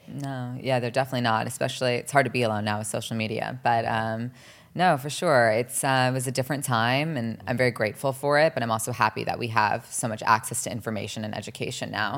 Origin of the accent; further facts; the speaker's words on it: New Jersey, United States; also born or lived in Los Angeles, California; growing up in New Jersey, also everyone's very cookie cutter